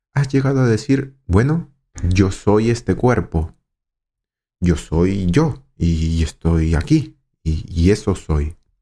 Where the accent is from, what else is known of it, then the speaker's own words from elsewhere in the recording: Lima, Peru; Soy de Perú, de Lima